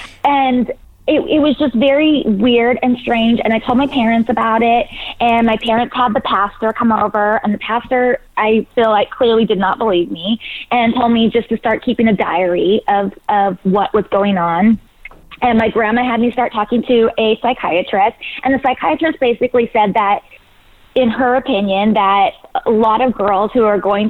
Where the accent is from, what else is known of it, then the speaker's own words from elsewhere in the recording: California, United States; I grew up in Northern California.